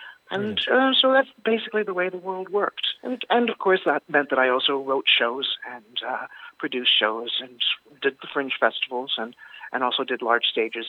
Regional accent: Wicklow, Leinster, Ireland; born there; also born or lived in Toronto; I was born in County Wicklow. I was born in Wicklow Town a long, long time ago. And our family immigrated to Toronto, Canada. And then in 1999... I came back to Ireland.

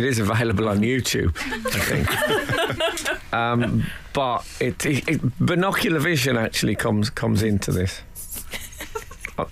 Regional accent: Birmingham, West Midlands, United Kingdom; when I was growing up in Birmingham

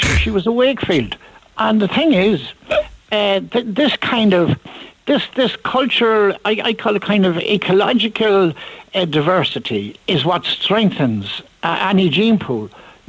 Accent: Limerick, Munster, Ireland; born there; When I was two, we moved there. I was born in Dominic Street. I was born at home.

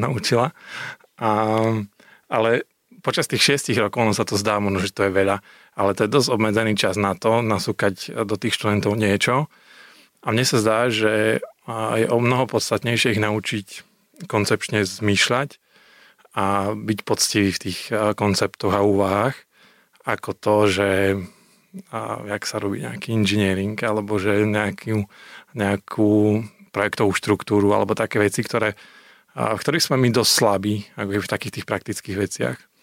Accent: Michalovce, Košice Region, Slovakia; moved away as an adult; now in Košice, Slovakia; My sme vyrastali spolu v Michalciach

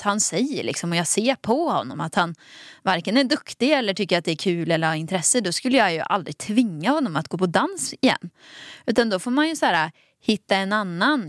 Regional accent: Dalsland, Västra Götaland, Sweden; accent: Dalsland dialect; moved away; Dalslänning. Jag är också från Dalsland

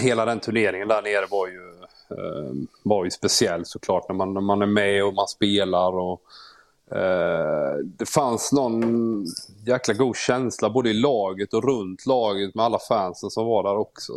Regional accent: Småland, Sweden; jag är ju smålänning

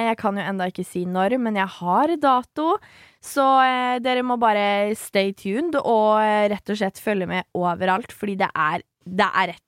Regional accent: Svelvik, Buskerud, Norway; born or raised there

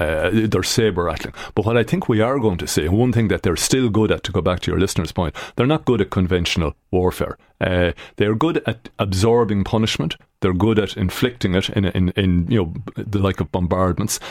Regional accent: Ireland

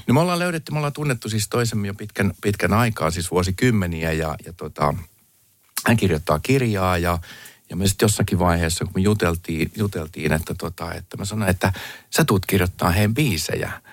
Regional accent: Finland; also born or lived in United States; Mä, mä oon Suomesta

